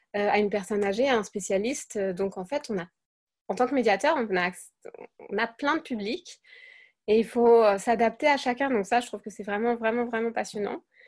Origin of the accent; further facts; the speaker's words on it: France; moved away as an adult; also born or lived in Germany; now in Siegburg, Germany; je suis française. J'habite en Allemagne depuis bien longtemps, 13 ans à peu près